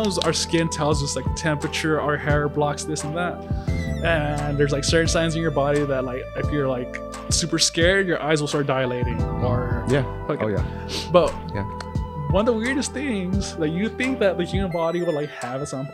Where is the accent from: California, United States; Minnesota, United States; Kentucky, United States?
California, United States; Santa Cruz; I grew up in the Santa Cruz area